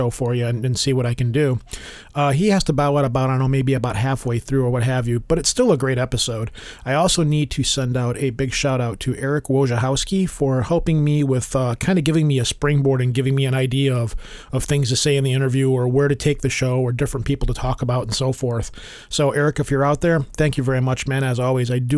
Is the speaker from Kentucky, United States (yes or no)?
no; Detroit, Michigan, United States; I am a Michigan boy and I'm from Detroit.